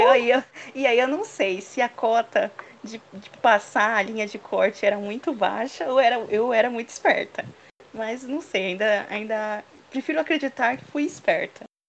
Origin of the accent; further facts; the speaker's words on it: São Bernardo do Campo, São Paulo, Brazil; also born or lived in Santos; eu sou nascida em São Bernardo do Campo